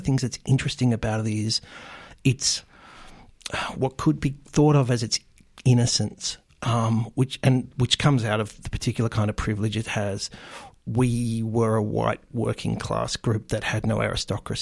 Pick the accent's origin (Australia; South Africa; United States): Australia; growing up in Australia in the 1970s